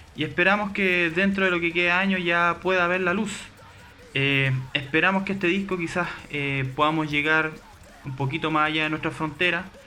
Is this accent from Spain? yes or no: no; Chile; fuera de nuestro país, fuera de Chile